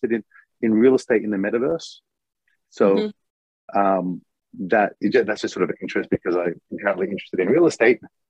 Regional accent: Melbourne, Victoria, Australia; now in Japan; I'm from Melbourne

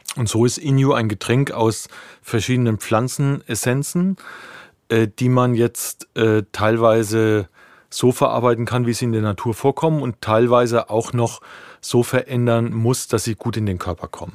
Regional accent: Ostheim, Bavaria, Germany; moved away as an adult; now in Berlin, Germany; ich komme ursprünglich aus der Rhön, das ist äh, das letzte Eck von Bayern, von Unterfranken

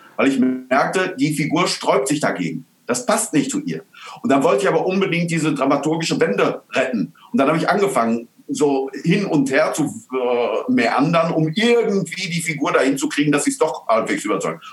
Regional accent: Altena, North Rhine-Westphalia, Germany; in Altena, in meiner Heimatstadt

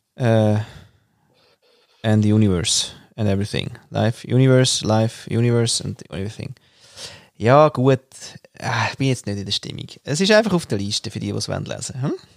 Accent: Austria; moved away; als Österreicher

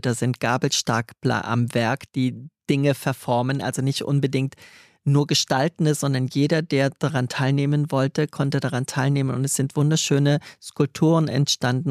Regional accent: Trier, Rhineland-Palatinate, Germany; moved away; also born or lived in Stuttgart; aus Trier, der schönsten und ältesten Stadt Deutschlands, wo ich her bin

